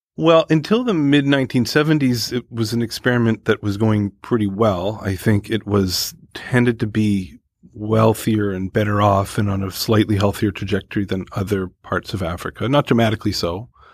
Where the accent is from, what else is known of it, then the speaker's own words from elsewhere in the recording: Canada; moved away; I come from Canada